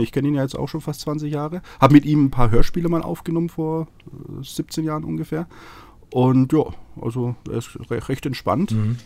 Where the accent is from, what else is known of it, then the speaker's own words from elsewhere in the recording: Franconia, Bavaria, Germany; now in Munich, Germany; ich bin ja aus Franken, ja. Also Nordbayern für Norddeutsche sozusagen.